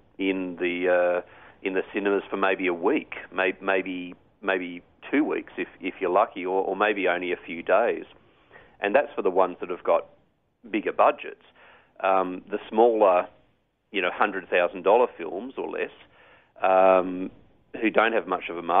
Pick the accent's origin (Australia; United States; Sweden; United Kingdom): Australia; Wollongong, New South Wales; I'm in Wollongong, Australia